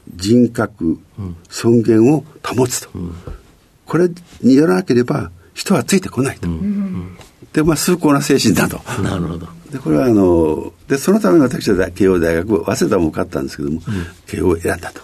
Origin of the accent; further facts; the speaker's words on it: Ozu, Ehime, Japan; 愛媛県という,、はい、四国ですね、うん、愛媛県の大洲市というところに